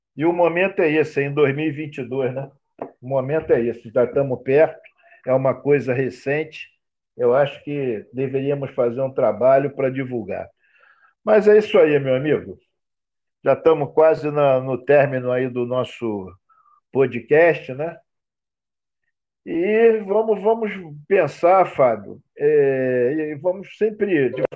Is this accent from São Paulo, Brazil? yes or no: no; Rio de Janeiro, Brazil; nós que somos do Rio de Janeiro